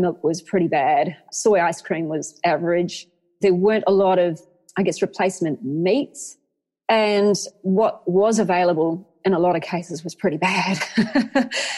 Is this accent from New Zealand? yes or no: yes; Waikato, New Zealand; moved away as an adult; also born or lived in Hamilton / Auckland; I grew up in the Waikato, and we were surrounded by farmland